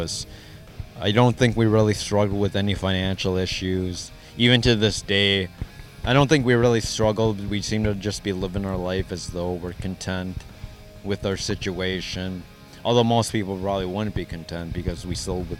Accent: Twin Cities area of Minnesota, United States; also born or lived in South Korea

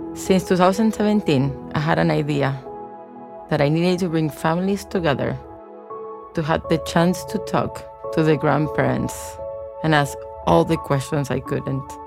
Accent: Argentina; born or raised there; English is a second language; moved away

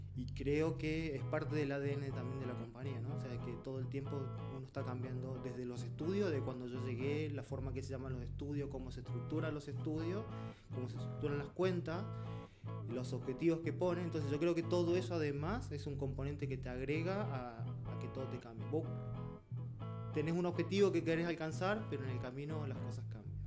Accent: Villa Carlos Paz, Córdoba, Argentina; moved away as an adult; now in Santiago, Chile; Yo soy de Córdoba, en particular soy de una ciudad que se llama Villa Carlos Paz, que es como turística. Y de nací ahí, mm, estudié ahí

